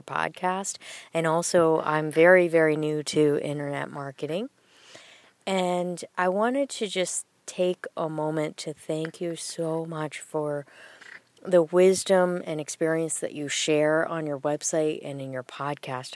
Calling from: Central Massachusetts, United States; I'm calling from Central Massachusetts

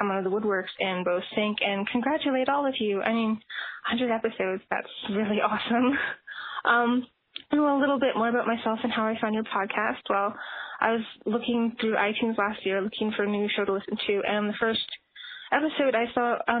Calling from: Northwest Territories, Canada; I'm calling you from the Northwest Territories in Canada

